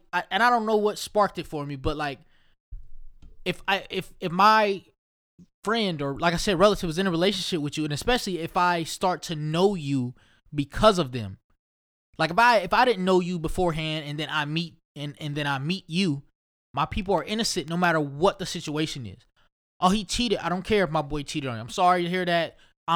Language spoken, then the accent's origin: English; Ohio, United States; I don't know why I be sounding like I'm from New York. I'm just definitely from Ohio. I need to have an Ohio accent, which I don't even know if that's any fucking way.